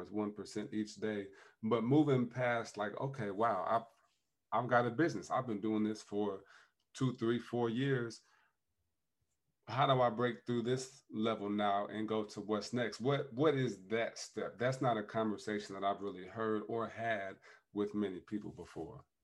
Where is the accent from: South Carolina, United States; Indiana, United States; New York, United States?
Indiana, United States; South Bend; my hometown of South Bend